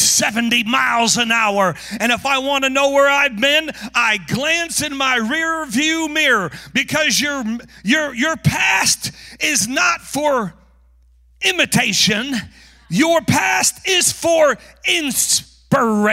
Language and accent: English; North Carolina, United States; moved away; also born or lived in Tulsa, Oklahoma; I'm from North Carolina